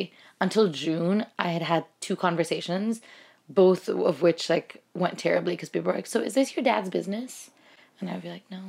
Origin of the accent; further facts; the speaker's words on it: Mumbai, Maharashtra, India; moved away as an adult; now in United States; I grew up in Mumbai where, like, for a long time, I really thought the vegetables grew at the vegetable market.